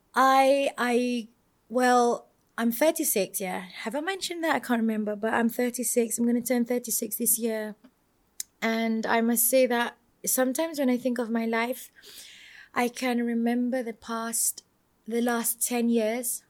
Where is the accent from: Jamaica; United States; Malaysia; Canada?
Malaysia; I'm from Malaysia.